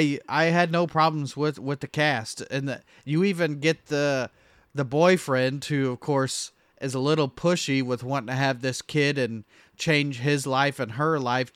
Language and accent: English; Ireland; I am Irish.